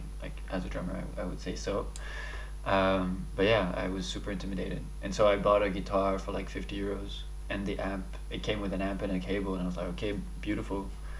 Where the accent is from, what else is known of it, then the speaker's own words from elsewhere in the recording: Dubai, United Arab Emirates; also born or lived in Paris, France; So, as you said, I'm French Lebanese. I was born in Paris. I'm Lebanese parents. And I moved to Dubai when I was 6 years old.